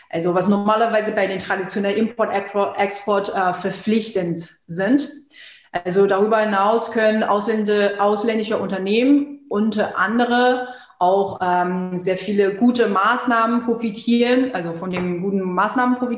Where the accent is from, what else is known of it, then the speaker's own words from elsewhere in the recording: China; moved away as an adult; now in Germany; ich bin gebürtige Chinesin und äh, lebe seit 2006 in Deutschland.